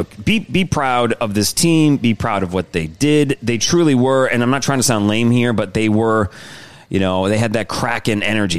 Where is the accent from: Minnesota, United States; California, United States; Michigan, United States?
Michigan, United States; now in Louisiana, United States; I'm from Michigan. We're in Louisiana.